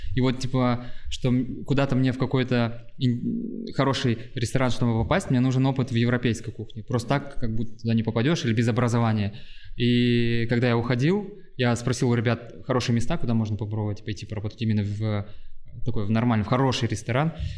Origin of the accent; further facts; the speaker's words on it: Irkutsk, Irkutsk Oblast, Russia; now in Saint Petersburg, Russia; я вот приехал из Иркутска